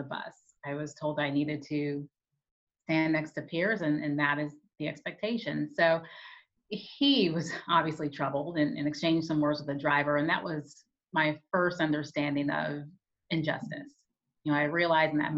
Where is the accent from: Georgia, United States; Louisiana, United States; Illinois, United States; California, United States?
Illinois, United States; Peoria; I grew up in Peoria, Illinois